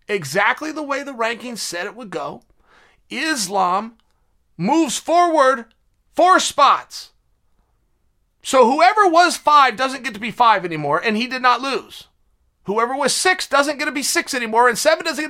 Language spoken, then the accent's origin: English; West Linn, Oregon, United States; I'm from West Lynn